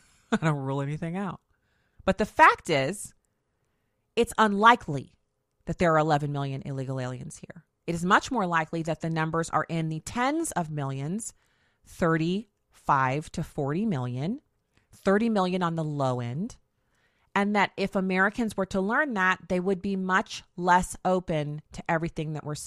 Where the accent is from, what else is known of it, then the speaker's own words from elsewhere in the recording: Germany; I grew up in Germany.